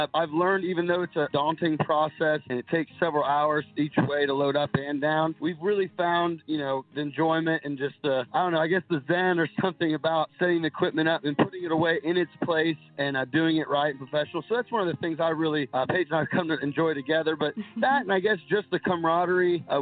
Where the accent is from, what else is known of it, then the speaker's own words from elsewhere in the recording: Guernsey County, southeastern Ohio, United States; play my hometown county fair, mm-hmm. the Guernsey County Fair.